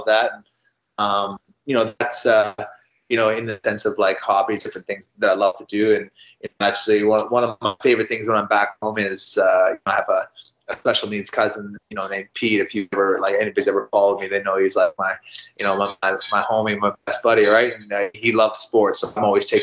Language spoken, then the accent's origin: English; Canada; I'm a Canadian